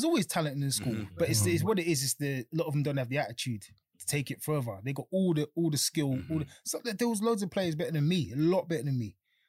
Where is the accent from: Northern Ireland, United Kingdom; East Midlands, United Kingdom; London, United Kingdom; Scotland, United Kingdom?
London, United Kingdom; grew up in Elephant Castle. Two brothers, just growing up there. It was tough because I was, single mum and that. It's tough growing up in Elephant Castle